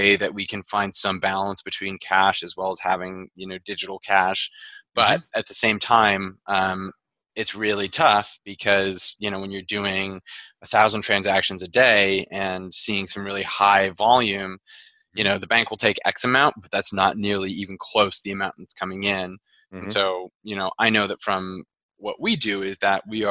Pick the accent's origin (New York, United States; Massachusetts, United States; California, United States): Massachusetts, United States; the Berkshires; I'm from the Berkshires